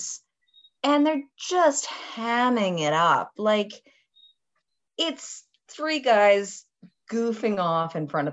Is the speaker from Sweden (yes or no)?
no; Canada; I'm Canadian and I use different terminology.